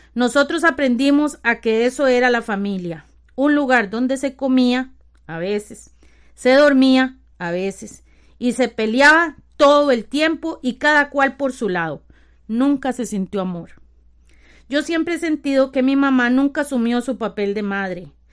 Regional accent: San Rafael de Ojo de Agua, Alajuela, Costa Rica; Soy la sexta de mis ocho hermanos y hermanas. Tengo 47 años cumplidos. Vivo en San Rafael de Ojo de Agua, Costa Rica, donde siempre he vivido.

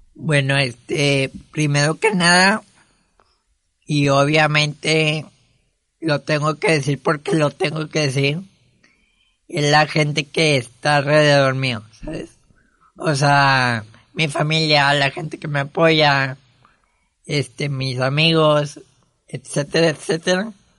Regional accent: Monterrey, Nuevo León, Mexico; nací aquí en Monterrey un 22 de marzo del 97

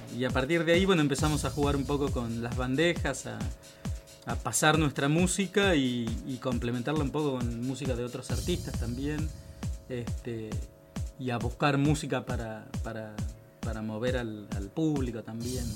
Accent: Maipú, Buenos Aires Province, Argentina; now in Buenos Aires, Argentina; nosotros somos de Maipú, provincia de Buenos Aires, Maipú

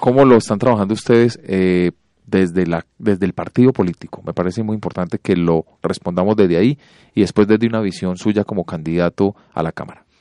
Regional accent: Colombia; nosotros los colombianos

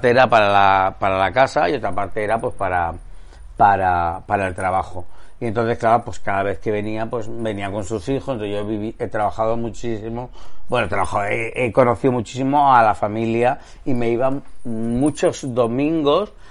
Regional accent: Marbella, Andalusia, Spain; born there; mi padre egipcio, mi madre belga, mis abuelos catalanes, mi abuela gallega, y yo nací en Marbella.

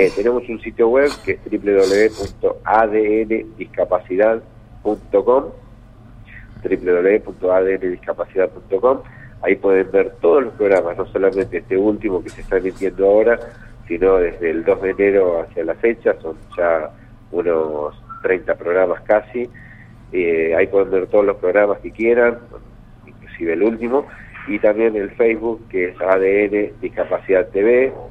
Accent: Salazar, Buenos Aires Province, Argentina; moved away; yo soy de un pueblo cerca de Pegojo, sí, sí, Salazar, y bueno, pertenece al partido de Deró

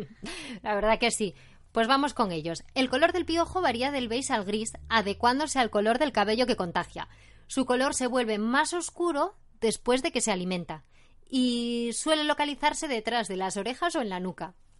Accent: Oviedo, Asturias, Spain; soy de Oviedo y tengo 63 años

